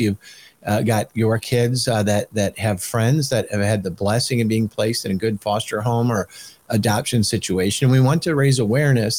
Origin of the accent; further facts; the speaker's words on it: Michigan, United States; I'm from Michigan